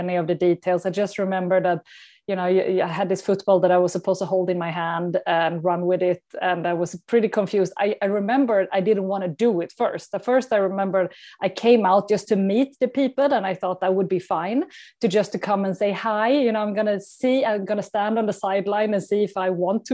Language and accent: English; Skåne, Sweden; English is a second language; moved away as an adult; also born or lived in Shanghai, China; now in Stockholm, Sweden; a few days in Skåne, where I'm from